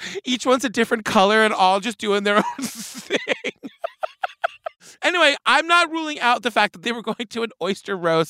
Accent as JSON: {"language": "English", "area": "Cape Cod", "region": "Massachusetts", "country": "United States", "tie": "born or raised there", "said": "I grew up on Cape Cod."}